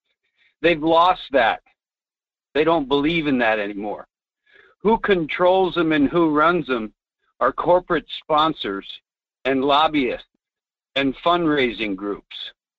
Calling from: Fairbanks, Alaska, United States; This is G-Man calling from Fairbanks.

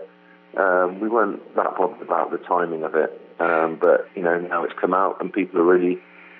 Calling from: San Francisco, California, United States; I'm in a really small dressing room in San Francisco.

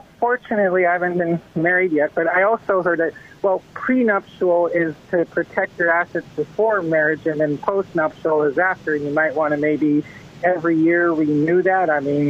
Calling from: Las Vegas, Nevada, United States; I called before. I'm from Las Vegas.

